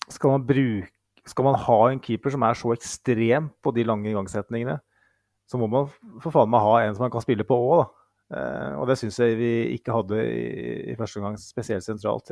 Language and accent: Norwegian; Mjøsa region, Innlandet, Norway; jeg kommer fra Mjøsregionen